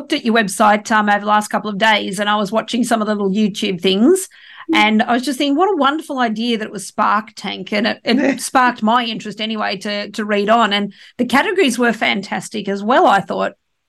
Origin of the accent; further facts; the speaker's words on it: Sydney, New South Wales, Australia; I grew up on the Northern Beaches